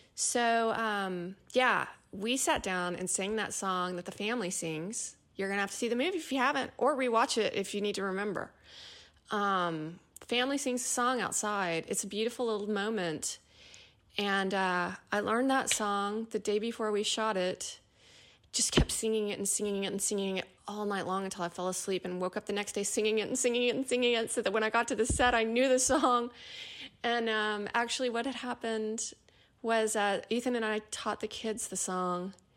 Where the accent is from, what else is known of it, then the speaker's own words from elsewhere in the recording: East Texas, United States; accent: East Texas; my East Texas accent